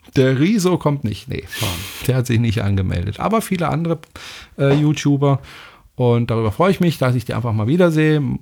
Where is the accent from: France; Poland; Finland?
France; now in Germany; ich bin Franzose